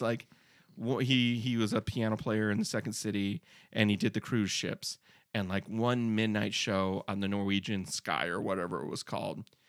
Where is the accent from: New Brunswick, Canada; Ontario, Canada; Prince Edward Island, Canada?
Prince Edward Island, Canada; I'm from Prince Edward Island.